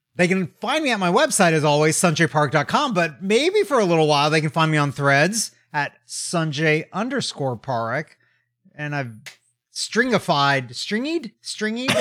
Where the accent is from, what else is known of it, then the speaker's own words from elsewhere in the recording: United States; also born or lived in Tokyo, Japan; as an American